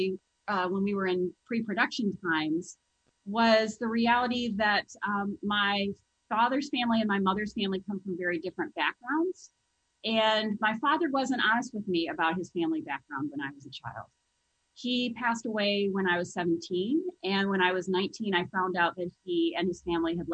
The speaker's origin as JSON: {"language": "English", "town": "Las Vegas", "region": "Nevada", "country": "United States", "tie": "born or raised there", "said": "I was raised in Las Vegas, Nevada."}